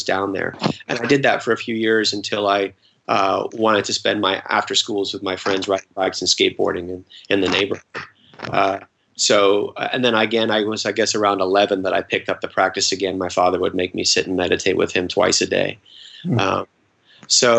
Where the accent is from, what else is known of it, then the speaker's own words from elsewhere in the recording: London, United Kingdom; I was born in London